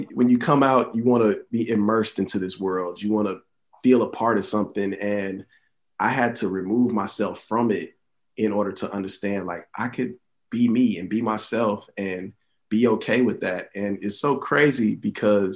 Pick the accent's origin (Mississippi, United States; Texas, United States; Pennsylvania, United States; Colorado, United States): Texas, United States; Houston; being in the South and growing up in Houston